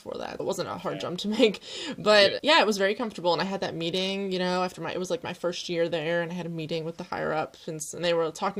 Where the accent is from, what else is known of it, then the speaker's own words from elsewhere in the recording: Pennsylvania, United States; moved away as an adult; also born or lived in Chicago; now in Netherlands; I'm currently freezing to slowly in the Netherlands, but I'm from Pennsylvania in the US.